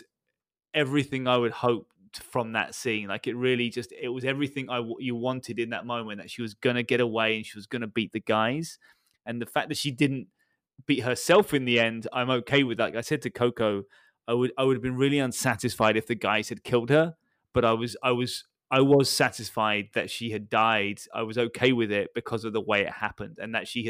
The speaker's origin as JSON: {"language": "English", "country": "United Kingdom", "said": "being a British guy"}